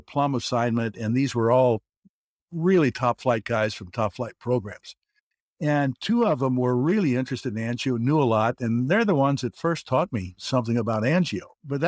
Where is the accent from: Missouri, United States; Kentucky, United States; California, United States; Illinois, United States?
Kentucky, United States; Anyway, I grew up in Northern Kentucky and went to school in Ohio at Oberlin.